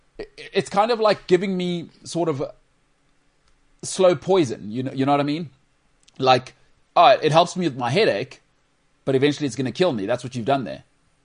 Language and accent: English; Emalahleni, Mpumalanga, South Africa; born there; I was born in the northern suburbs of Well, I was born in Emalahleni, but I moved. I moved here, you know?